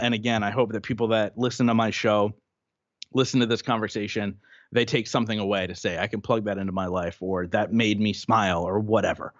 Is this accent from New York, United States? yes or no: no; Reading, Pennsylvania, United States; my hometown